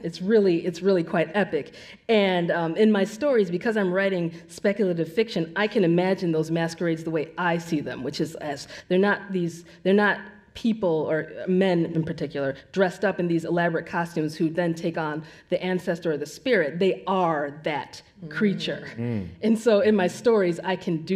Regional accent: United States; I was born and raised in this country

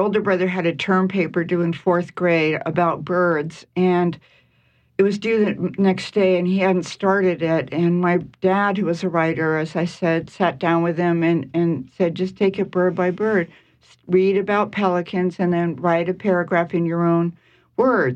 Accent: Marin County, California, United States; also born or lived in San Francisco; I'm still in the Bay Area. I was born in Marin County.

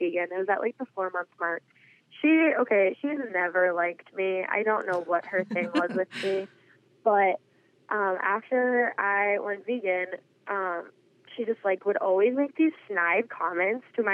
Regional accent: North Dakota, United States; I am from North Dakota.

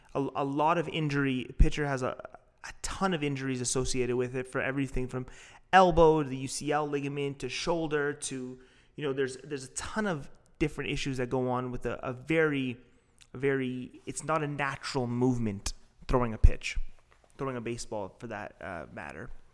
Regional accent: Toronto, Ontario, Canada; I'm from Toronto

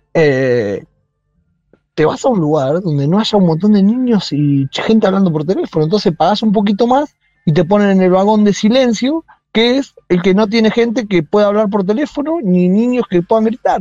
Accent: Saladillo, Buenos Aires Province, Argentina; now in China; yo soy de Saladillo, que es un pueblo que está a 180 kilómetros de la capital federal

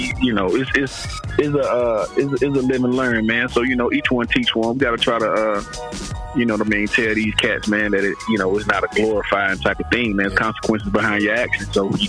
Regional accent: Durham, North Carolina, United States; Oh, Durham off the hook, bro.

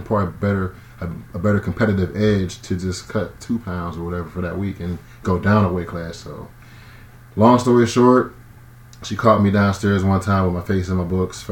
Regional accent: Braddock, Pennsylvania, United States; I'm from Pittsburgh, man. Braddock, to be specific. You know, Woody High all day, Woodland Hills High School.

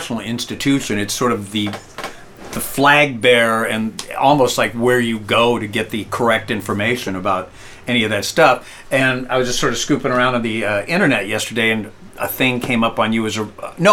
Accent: Riverside, California, United States; I'm from Riverside, and we had our own little pretty vibrant scene

